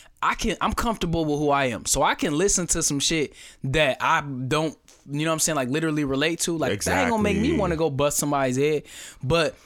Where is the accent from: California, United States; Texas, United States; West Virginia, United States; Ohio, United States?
Ohio, United States; Akron; born or raised there; moved away